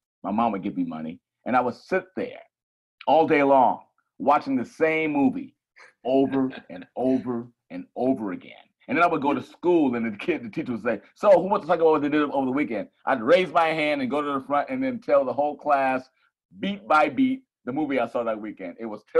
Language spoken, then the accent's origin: English; Chicago, Illinois, United States; born there; You know, I was born in Chicago, actually, Paul.